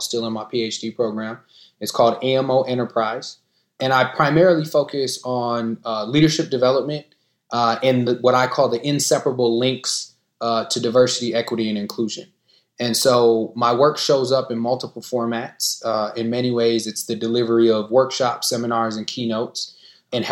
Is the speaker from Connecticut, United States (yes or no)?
no; Minneapolis, Minnesota, United States; am in Minneapolis, Minnesota, where I was born, raised, and continue to live today